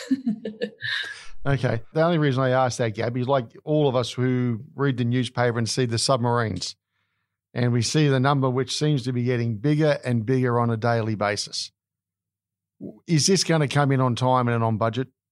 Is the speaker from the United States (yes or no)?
no; Australia; as an Australian